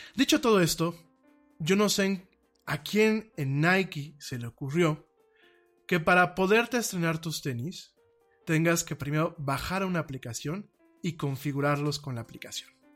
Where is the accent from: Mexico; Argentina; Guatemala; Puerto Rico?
Mexico; Como mexicanos